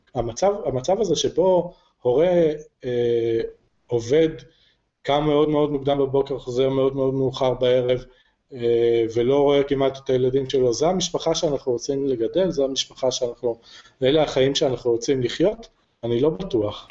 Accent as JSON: {"language": "Hebrew", "town": "Jerusalem", "region": "Jerusalem District", "country": "Israel", "also_born_or_lived": "Kfar Saba / Rosh HaAyin", "moved": "yes", "lives_now": "Harish, Israel", "said": "אני אה, ירושלמי ואשתי כפר סבאית"}